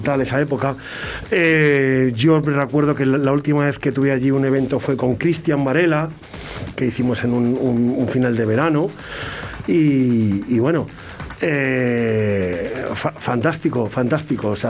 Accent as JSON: {"language": "Spanish", "town": "Toro", "region": "Castile and León", "country": "Spain", "said": "de Toro, de Bodegas Diez Gómez"}